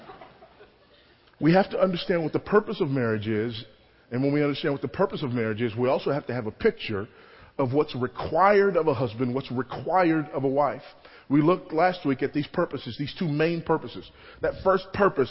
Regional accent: Los Angeles, California, United States; I grew up in Los Angeles, California

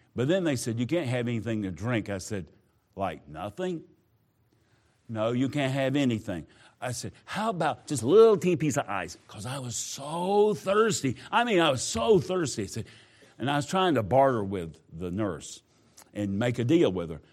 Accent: Southwest Georgia, United States; moved away; I grew up in Georgia, not the part you are in. I was down Southwest Georgia

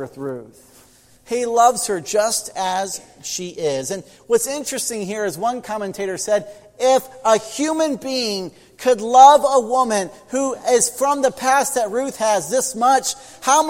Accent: United States; I grew up in Amish country, and no, I'm not Amish

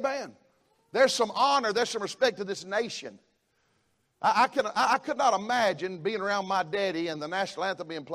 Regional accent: the South, United States; I'm a Southerner

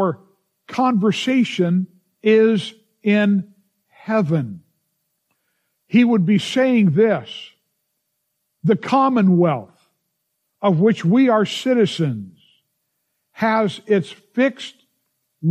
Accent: United States; as an American, I love this nation

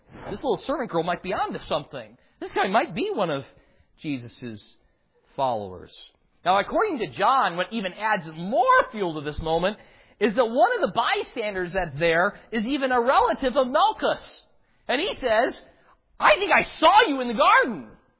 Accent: Chicago, Illinois, United States; now in Houston, United States; Now, I can remember the incessant pokes when I moved from Chicago down to Houston and my accent giving that away all the time.

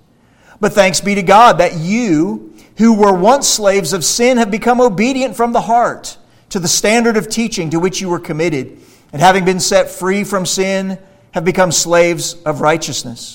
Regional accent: Central Florida, United States; I grew up in Central Florida

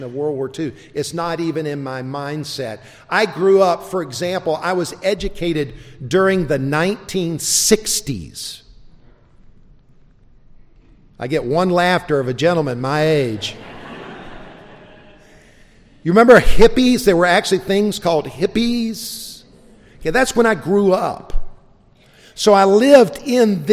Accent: South Carolina, United States; also born or lived in South Georgia; I was born in South Georgia. I was raised in South Carolina

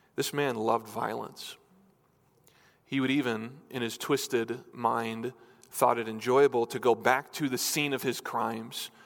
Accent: New Hampshire, United States; moved away; I grew up in New Hampshire, in New England.

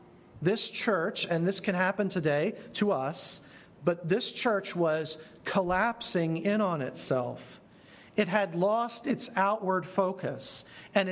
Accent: United States; Being an American

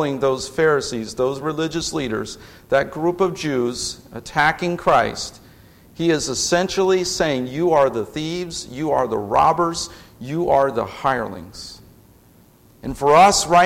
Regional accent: Indianapolis, Indiana, United States; moved away as an adult; now in Lafayette, United States; I grew up in Indianapolis

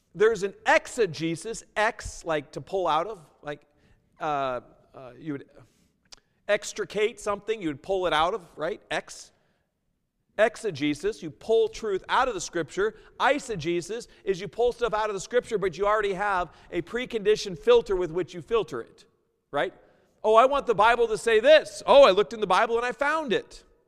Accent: United States; moved away as an adult; also born or lived in Seattle / New York; I was originally from the States

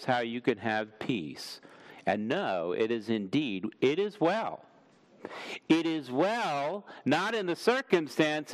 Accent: Washington, District of Columbia, United States; moved away; I grew up in Washington, D.C. I was actually born in D.C. at Sibley Hospital

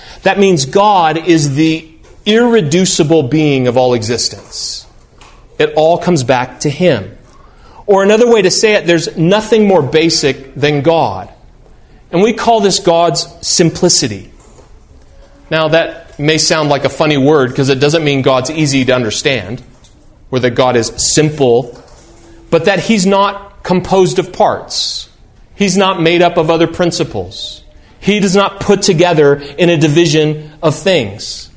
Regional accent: United States; I'm an American like other Americans

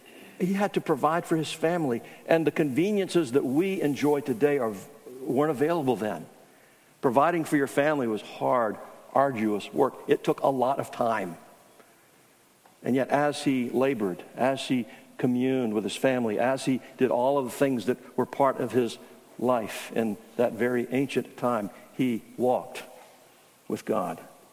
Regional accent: Charleston, South Carolina, United States; I'm from Charleston.

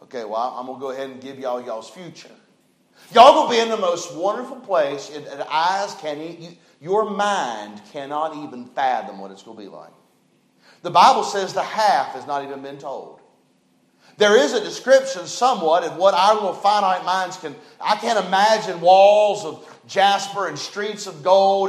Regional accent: West Virginia, United States; I was born in West Virginia.

